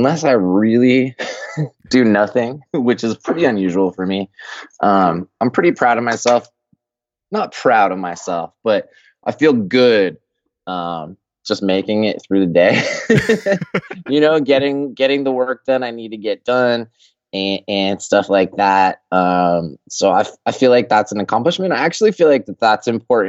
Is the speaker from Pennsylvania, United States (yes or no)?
no; Colorado, United States; I'm from Colorado